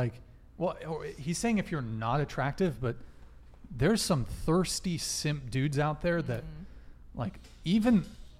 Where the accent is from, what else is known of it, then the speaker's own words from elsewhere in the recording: Colombia; Colombia, my dude.